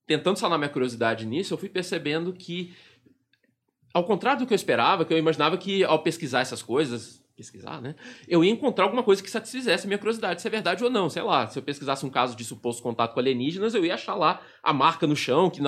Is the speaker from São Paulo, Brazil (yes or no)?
no; Pedro Leopoldo, Minas Gerais, Brazil; Bom, eu nasci em Pedro Leopoldo, cidade natal do Chico Xavier, lá em Minas.